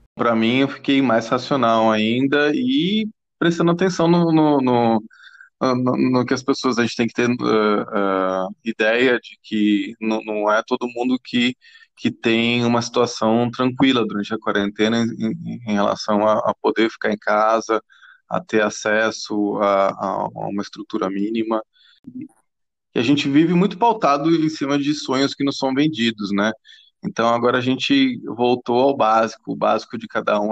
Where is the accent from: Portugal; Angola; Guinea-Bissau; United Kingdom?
United Kingdom; England; also born or lived in Pinheiros, São Paulo, Brazil; now in São Paulo, Brazil; eu sou inglês de nascença, tenho o nome húngaro